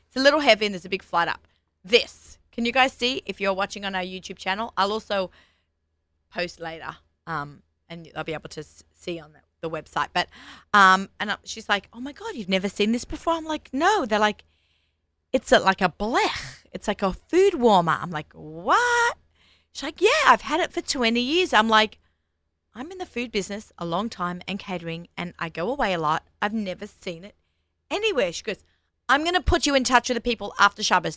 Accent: Australia; accent: Australian; moved away as an adult; now in United States; I'm Australian

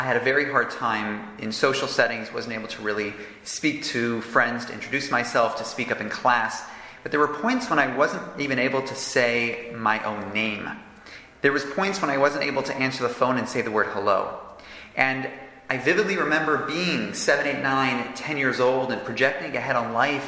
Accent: Toronto, Ontario, Canada; now in Jerusalem, Israel; growing up in Toronto, I could have seemed like an ordinary kid

